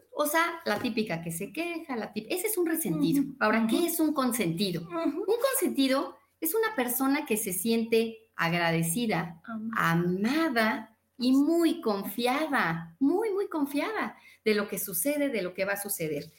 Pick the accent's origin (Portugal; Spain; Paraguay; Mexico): Mexico; nací en México